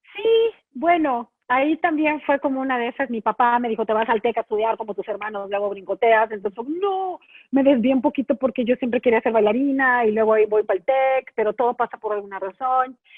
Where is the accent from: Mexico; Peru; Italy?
Mexico; moved away; also born or lived in Chicago; yo era la única mexicana